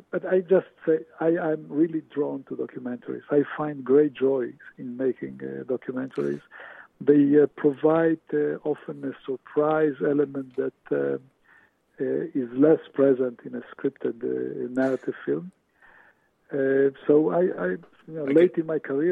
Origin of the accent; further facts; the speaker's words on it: Israel; moved away as an adult; also born or lived in Romania; now in New York, United States; I was born in Romania, arrived to Israel at the age of 9 in 1959.